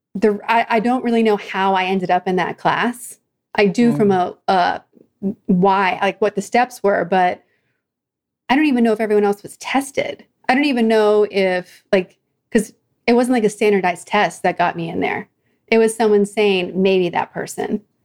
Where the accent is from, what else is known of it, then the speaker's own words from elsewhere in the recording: outside of Philadelphia, Pennsylvania, United States; also born or lived in New Jersey; now in Orange County, United States; my family moved, but we were outside of Philadelphia